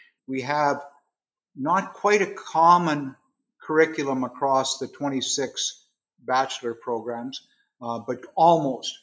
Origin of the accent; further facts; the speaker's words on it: Quyon, Quebec, Canada; I was born and raised in a little town called Quill, Quebec, which is in the Ottawa Valley, about across from Iron Prior, Ontario